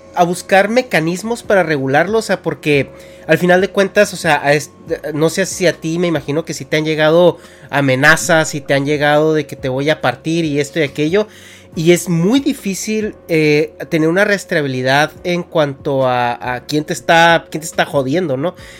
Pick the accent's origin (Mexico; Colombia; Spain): Mexico; moved away as an adult; now in California, United States; yo me salí de México en el 2011